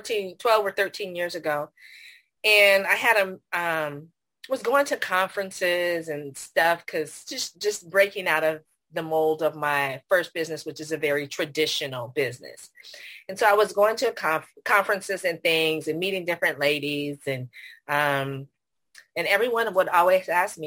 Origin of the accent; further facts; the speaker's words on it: Silicon Valley, California, United States; now in San Antonio, United States; I was born at Stanford and grew up in the Silicon Valley. So that's home. But right now I'm in San Antonio, Texas